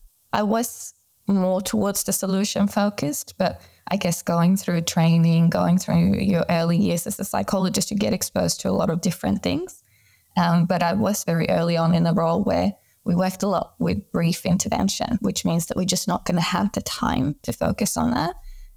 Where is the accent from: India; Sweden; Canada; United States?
Sweden; moved away; I've been working in Australia for the past 10 years, but I am originally from Sweden and then back in Europe for a little bit